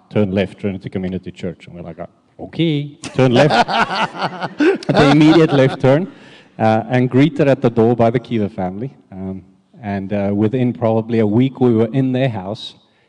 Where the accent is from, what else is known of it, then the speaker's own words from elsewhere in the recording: South Africa; moved away; as you know, we came from South Africa, and when we arrived here, we were very alone at the beginning, looking for a church.